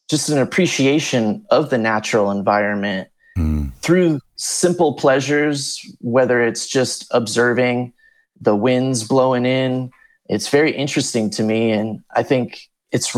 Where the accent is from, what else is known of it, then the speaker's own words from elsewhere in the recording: Volusia County, Florida, United States; also born or lived in California; now in Hawaii, United States; I grew up in Volusia County, Florida.